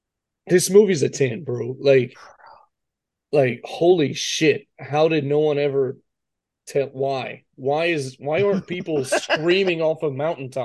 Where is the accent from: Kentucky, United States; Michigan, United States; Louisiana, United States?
Louisiana, United States; Mamou; I went to public school in Mamu